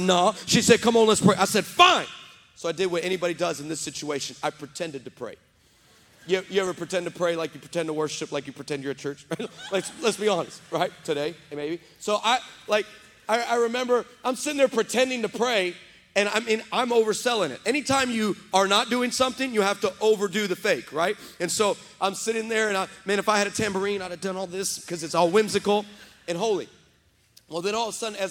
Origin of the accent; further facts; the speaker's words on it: West Texas, United States; now in San Antonio, United States; I was raised in West Texas.